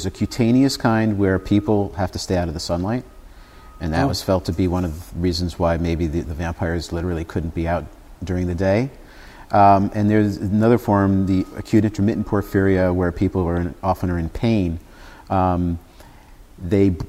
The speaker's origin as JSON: {"language": "English", "area": "Westchester County", "region": "New York", "country": "United States", "tie": "born or raised there", "said": "I grew up in Westchester County"}